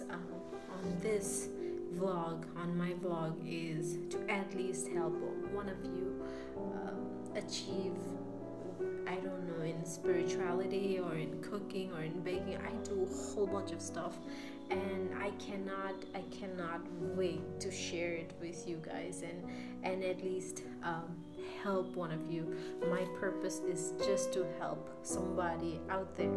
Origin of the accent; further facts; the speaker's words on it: Nepal; moved away; I'm based in Nepal at the moment. I am actually from Nepal